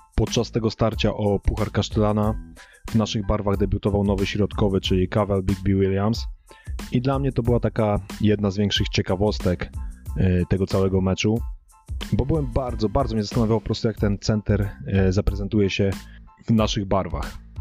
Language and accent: Polish; Włocławek, Kuyavian-Pomeranian Voivodeship, Poland; u nas we Włocławku ta koszykówka jest religią